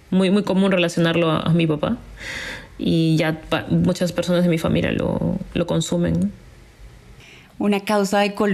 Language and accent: Spanish; Lima, Peru; eh, y soy de Perú y de la ciudad de Lima. soy como cuarta generación de limeñas y eso es un poco extraño para, esta ciudad capital donde tenemos una gran población de emigrantes.